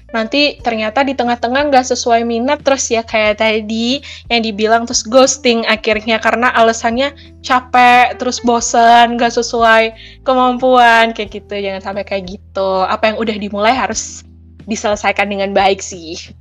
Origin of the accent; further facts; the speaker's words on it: Tulungagung, East Java, Indonesia; moved away as an adult; now in Malang, Indonesia; Asal aku dari Tulungagung, Jawa Timur